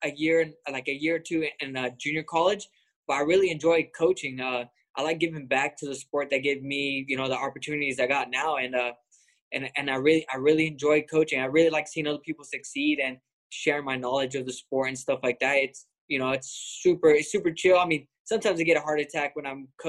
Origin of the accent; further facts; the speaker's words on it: Lemoore, California, United States; I'm from Lemoore, California.